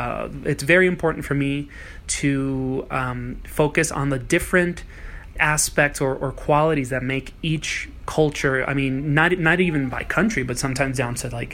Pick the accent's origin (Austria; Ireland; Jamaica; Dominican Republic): Dominican Republic; also born or lived in New York City, United States; I grew up quite nomadic. I'm born in New York City, but I grew up in Dominican Republic. I spent 14 years of my life there. I don't really identify as Dominican because neither of my parents are Dominican.